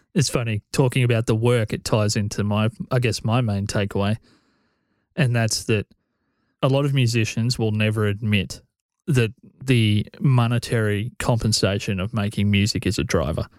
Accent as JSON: {"language": "English", "town": "Corryong", "region": "Victoria", "country": "Australia", "tie": "born or raised there", "said": "I grew up in Coryong"}